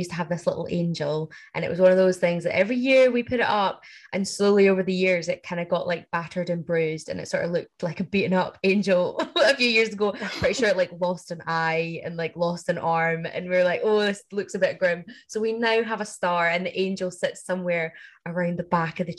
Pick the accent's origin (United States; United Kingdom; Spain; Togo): United Kingdom; Glasgow, Scotland; I'm from Glasgow.